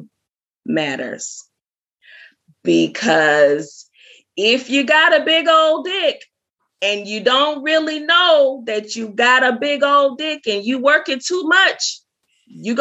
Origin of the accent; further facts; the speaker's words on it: the South, United States; also born or lived in Biloxi, Mississippi; I'm from the South